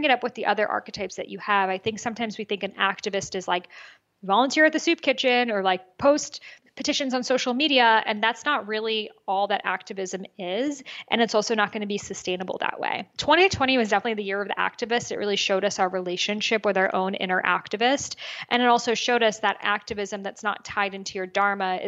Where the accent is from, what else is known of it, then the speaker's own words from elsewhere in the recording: United States; I was born in America. I'm the first person born here.